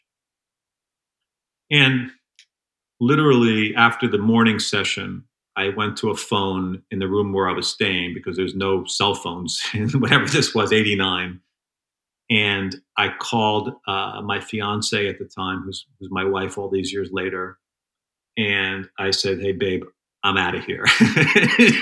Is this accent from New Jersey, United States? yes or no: yes; New Jersey, United States; I became an all-state ice hockey player in New Jersey, two-time all-state, first-team all-state hockey player